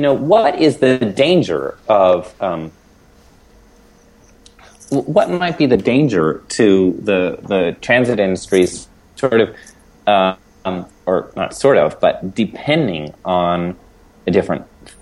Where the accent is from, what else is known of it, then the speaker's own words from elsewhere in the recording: Portland, Oregon, United States; here in my hometown